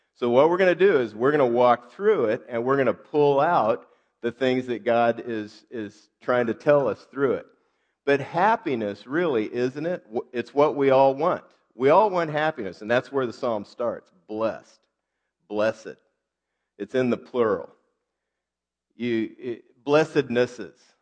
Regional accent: United States; I'm American

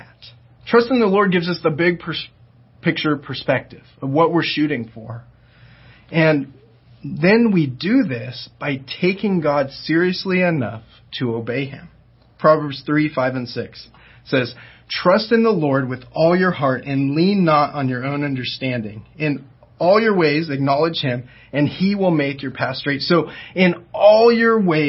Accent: Diamond Bar, California, United States; moved away; also born or lived in Oklahoma; I grew up in Diamond Bar, which is not too far from Ontario

